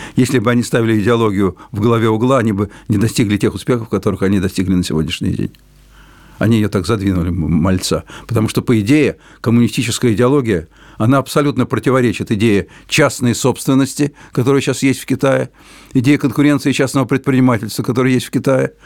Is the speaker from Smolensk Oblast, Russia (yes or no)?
no; Moscow, Russia; first language Russian; у меня родной русский язык, я человек русской культуры, родившийся в Москве